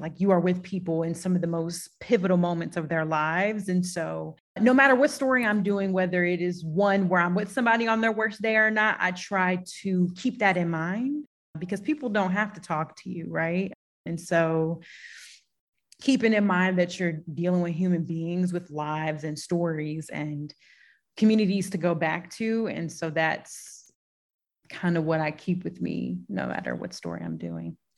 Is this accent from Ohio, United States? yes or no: no; St. Louis, Missouri, United States; also born or lived in Knoxville, Tennessee; I'm a city girl born and raised in St. Louis on the north side specifically. So it's my city